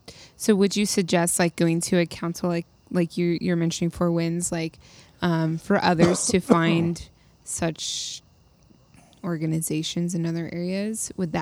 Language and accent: English; New York, United States; knowing I'm from New York, and so I grew up learning about the Iroquois and Algonquin and Mohawk and all that.